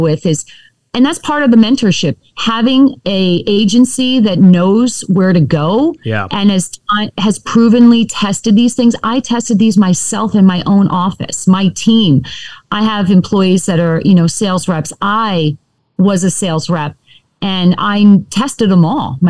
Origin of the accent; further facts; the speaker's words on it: New York, United States; now in Sacramento, United States; I'm from New York